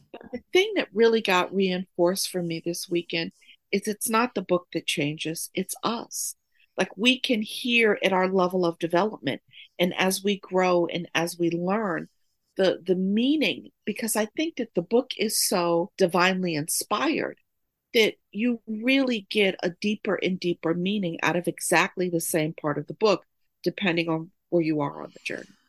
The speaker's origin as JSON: {"language": "English", "region": "New York", "country": "United States", "tie": "born or raised there", "also_born_or_lived": "Oakland, California", "moved": "yes", "lives_now": "Durham, United States", "said": "I'm currently living in Durham, North Carolina, but I'm born and raised in New York."}